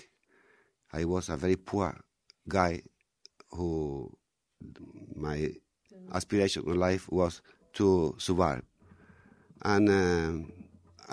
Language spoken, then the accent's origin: English; Andalusia, Spain; English is a second language; also born or lived in Mexico / Mallorca; Andalusia, we have been colonized for a lot of cultures